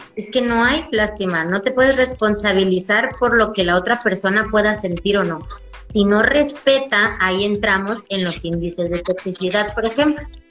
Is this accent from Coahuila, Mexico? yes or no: no; Tabasco, Mexico; Nosotros como mexicanos, y más en el estado de Tabasco